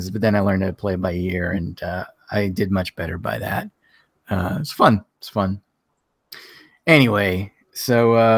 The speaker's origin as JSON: {"language": "English", "town": "New York City", "region": "New York", "country": "United States", "tie": "born or raised there", "said": "I was born in Brooklyn in Bay Ridge at Victory Memorial"}